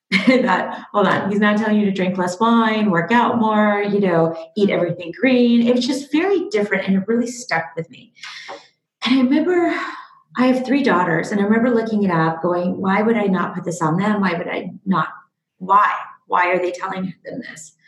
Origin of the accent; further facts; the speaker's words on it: Seattle, Washington, United States; also born or lived in Kyiv, Ukraine; I was born in Kiev in the former Soviet Union in the Ukraine and moved over to America when I was about 6 years old with my parents. Grew up in Seattle